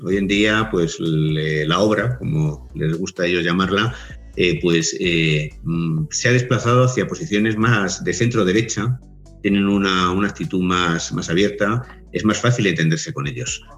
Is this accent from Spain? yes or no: yes; Spain; Yo pertenezco a la tradición católica porque nací en España